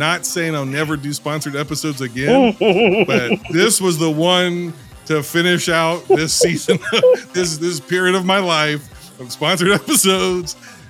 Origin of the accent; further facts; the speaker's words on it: United States; We're American.